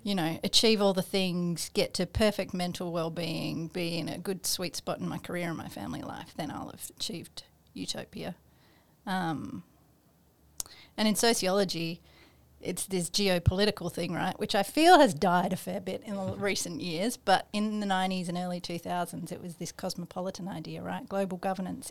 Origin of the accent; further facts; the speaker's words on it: Australia; we are, um, in Australia